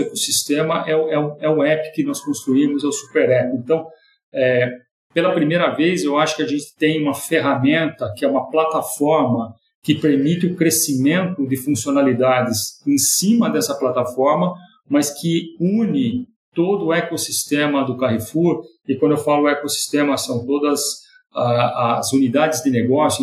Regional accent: São Carlos, São Paulo, Brazil; accent: caipira; moved away as an adult; now in São Paulo, Brazil; eu nasci em São Carlos, sou caipira de São Carlos

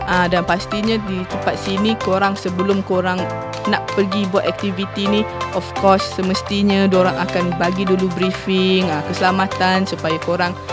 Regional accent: Malaysia; kenapa kita sebagai orang Malaysia tak pergi hiking dekat situ?

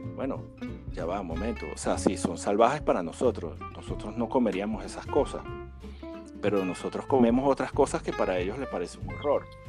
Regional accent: Venezuela; como nosotros estamos en el mundo del café y somos venezolanos

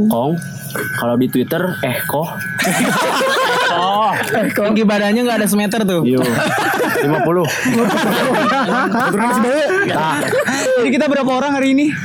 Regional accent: Bandung, West Java, Indonesia; also born or lived in Tasikmalaya; Lahir di Tasik, besarnya di Bandung.

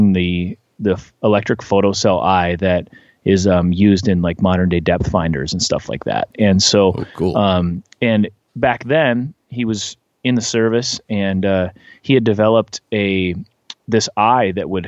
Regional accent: north of Anoka, Minnesota, United States; now in Nashville, United States; I grew up about an hour north of the Twin Cities, north of a town called Anoka.

